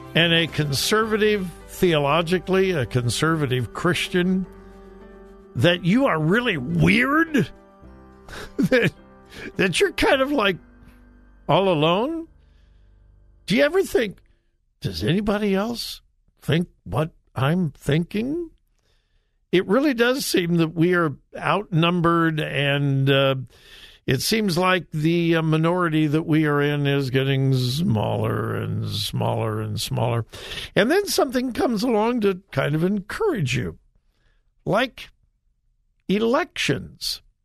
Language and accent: English; Southern California, United States; I'm a child of the 60s. I'm from Southern California.